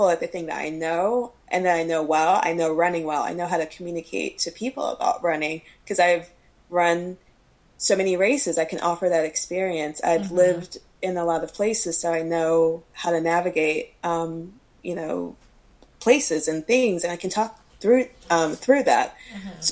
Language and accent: English; North Carolina, United States; also born or lived in Chicago / New York; now in San Diego, United States; I'm originally from North Carolina, and I grew up being surrounded by woods